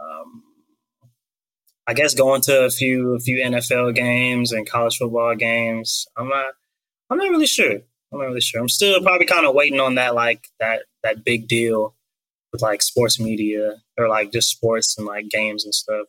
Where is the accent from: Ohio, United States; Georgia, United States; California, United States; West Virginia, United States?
Georgia, United States; McDonough; I'm from McDonough, Georgia. Surprisingly, not a whole lot of people have heard about it but you know, little small town